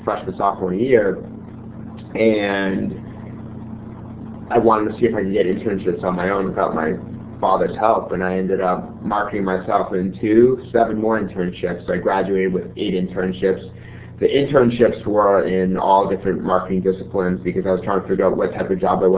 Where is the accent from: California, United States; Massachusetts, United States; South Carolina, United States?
Massachusetts, United States; Newton; I'm originally from Newton, Massachusetts